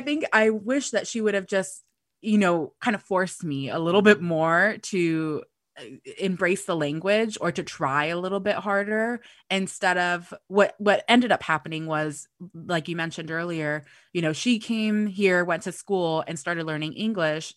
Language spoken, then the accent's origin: English; United States; first language Spanish; English is a second language; I was born in the U S